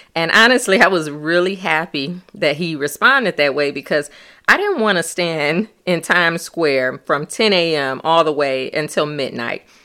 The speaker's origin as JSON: {"language": "English", "region": "Michigan", "country": "United States", "said": "we were from Michigan."}